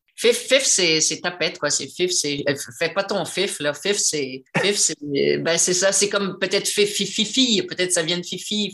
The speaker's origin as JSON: {"language": "French", "region": "Quebec", "country": "Canada", "moved": "yes", "said": "je suis québécoise, donc je défends les, acteurs de mon pays"}